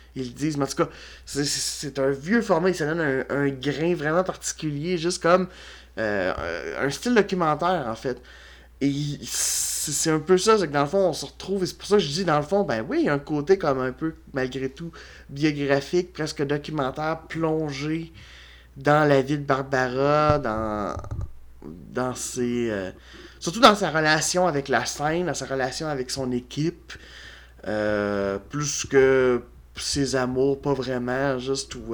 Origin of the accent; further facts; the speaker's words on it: Quebec, Canada; en tant que Québécois